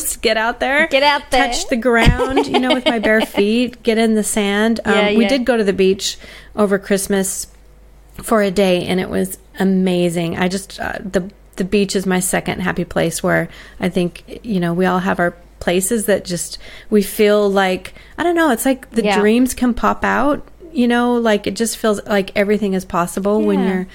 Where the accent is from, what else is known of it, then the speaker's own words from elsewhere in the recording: United States; now in Australia; for me as an American in Australia